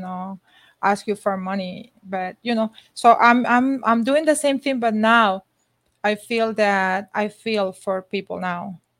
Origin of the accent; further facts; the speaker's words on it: Honduras; now in United States; I'm from Honduras